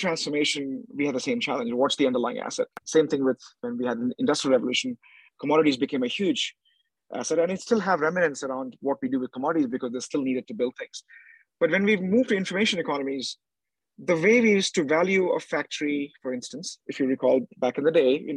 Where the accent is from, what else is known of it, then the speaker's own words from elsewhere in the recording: India; I was in India House, being an Indian